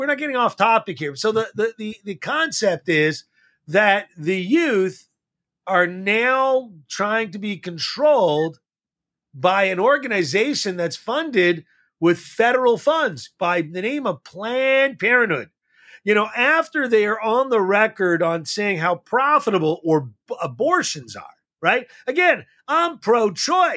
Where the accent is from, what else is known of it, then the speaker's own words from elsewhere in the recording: Montreal, Quebec, Canada; I grew up in Montreal, as David did